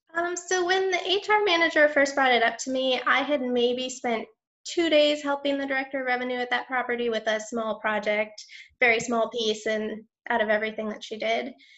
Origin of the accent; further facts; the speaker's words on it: Michigan, United States; moved away as an adult; now in New Orleans, United States; I grew up in Michigan